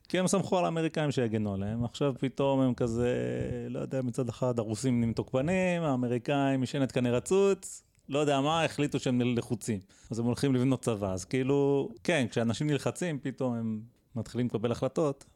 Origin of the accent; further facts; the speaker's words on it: Israel; בתור ישראלי